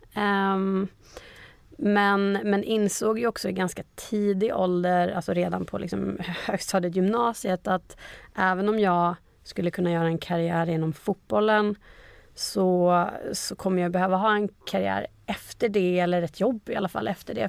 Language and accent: Swedish; Umeå, Västerbotten County, Sweden; moved away as an adult; also born or lived in Gothenburg; now in Stockholm, Sweden; från Umeå, där jag är född och uppvuxen